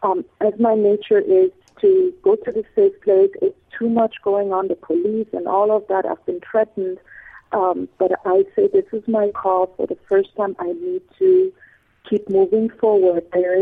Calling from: Honduras; also born or lived in Medina Beach; I am calling from Honduras.

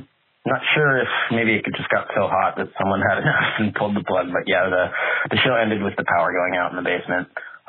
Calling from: Melbourne, Victoria, Australia; also born or lived in West Philadelphia; I'm calling from Melbourne, Australia

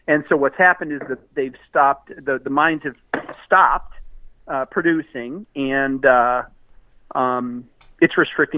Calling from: Austin, Texas, United States; from Austin.

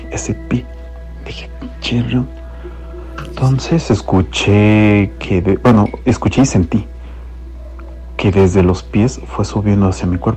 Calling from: Cuautitlán Izcalli, State of Mexico, Mexico; Un gusto saludarles … de Iscali.

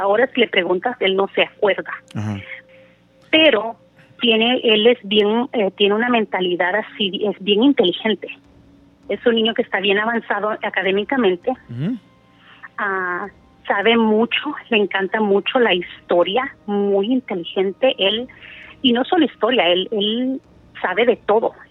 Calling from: California, United States; Yo hablo de California.

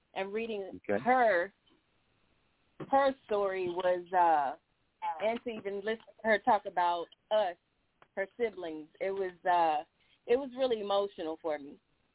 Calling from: Honolulu, Hawaii, United States; I'm calling from Honolulu, Hawaii.

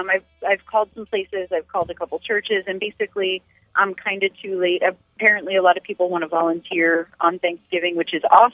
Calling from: Lake Worth, Florida, United States; I'm in Lake Worth.

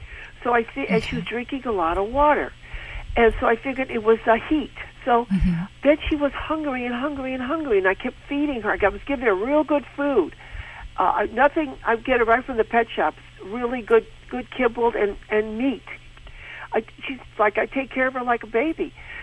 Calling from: Seal Beach, California, United States; I'm calling from Seal Beach, California.

